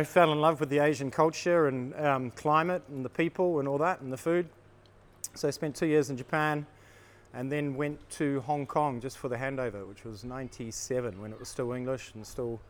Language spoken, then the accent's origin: English; Christchurch, Canterbury, New Zealand; moved away; also born or lived in Auckland, New Zealand; I was in Auckland, actually. I'm from Christchurch originally in New Zealand, which is the South Island.